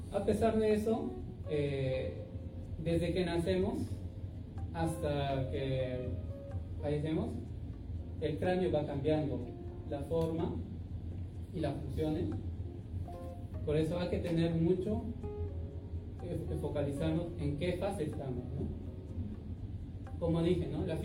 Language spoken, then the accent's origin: Spanish; Peru; now in Japan; yo por otra parte también soy peruano.